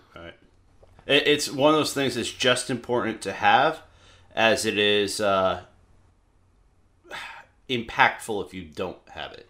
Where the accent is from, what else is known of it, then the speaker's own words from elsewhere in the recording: the South, United States; moved away; I am from the South originally